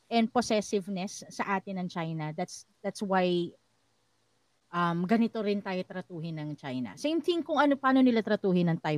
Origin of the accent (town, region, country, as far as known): Philippines